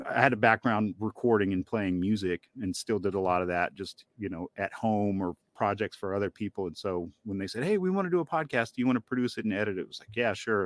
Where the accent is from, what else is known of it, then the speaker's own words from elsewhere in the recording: Northeast Georgia, United States; I grew up in Northeast Georgia in the Southern Appalachians